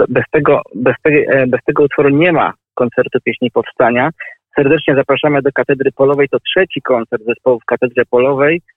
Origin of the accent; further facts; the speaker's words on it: Warsaw, Masovian Voivodeship, Poland; jestem mieszkańcem Woli nie no, urodziłem się w tej dzielnicy, ale mieszkałem e, w niej kilkanaście lat.